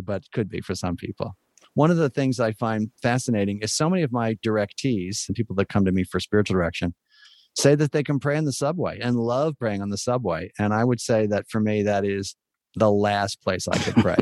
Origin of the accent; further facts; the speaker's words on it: United States; as an American